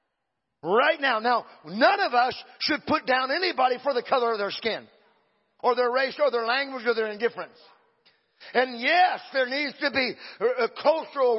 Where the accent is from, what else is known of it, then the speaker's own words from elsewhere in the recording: Exeter, California, United States; I'm a hillbilly from Exeter